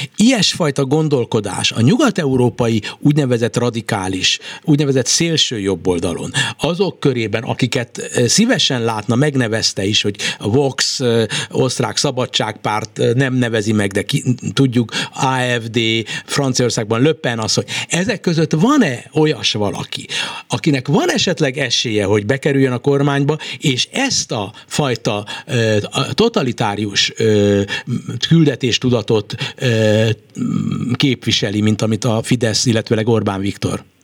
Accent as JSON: {"language": "Hungarian", "country": "Hungary", "said": "magyarként, magyar hazafiként, magyar állampolgárként"}